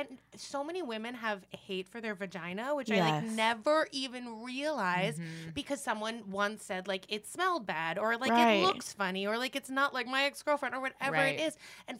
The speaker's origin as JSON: {"language": "English", "town": "New York City", "region": "New York", "country": "United States", "tie": "born or raised there", "moved": "as an adult", "lives_now": "Los Angeles, United States", "said": "I grew up in New York City. I lived here for 10 years. I grew up where you could do anything"}